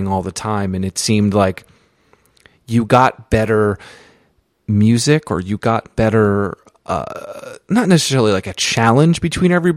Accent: East Coast, United States; I grew up on the East Coast. I grew up in a small town.

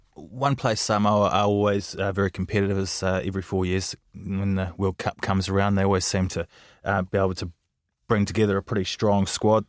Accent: New Zealand; I'm a Kiwi

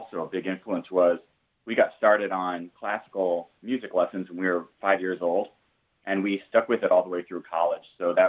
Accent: Iowa, United States; now in South Florida, United States; growing up in Iowa, you hear a lot of Welsh, Celtic influence in the music

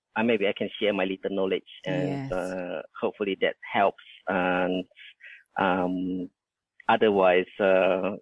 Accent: Indonesia; now in Australia; that's where I was born in Indonesia

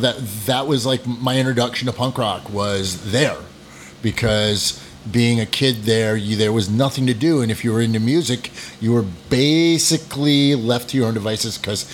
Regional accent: New Hampshire and Vermont, New England, United States; moved away; also born or lived in Castleton, Vermont / Lake Sunapee, New Hampshire; I grew up in upper New England, New Hampshire and Vermont.

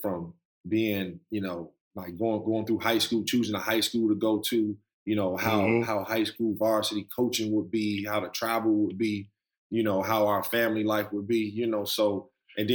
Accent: Chicago, Illinois, United States; also born or lived in Maywood, Illinois; We grew up in K-Town. Later on, around 6th or 7th grade, we moved out to Maywood

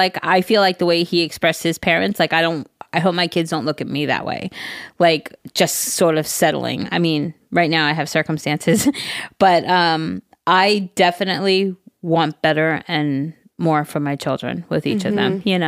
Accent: Minnesota, United States; Hey, listen, Jerry. I'm from Minnesota.

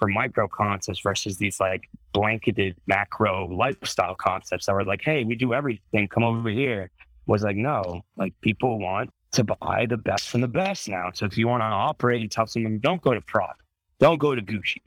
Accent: Italy; I grew up in Italy

